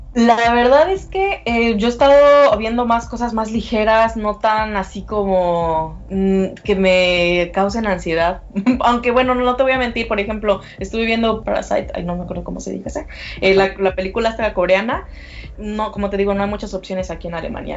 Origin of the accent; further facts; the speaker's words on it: Mexico; moved away as an adult; now in Berlin, Germany; soy mexicana antes que nada, eh, y, pero vivo actualmente en Berlín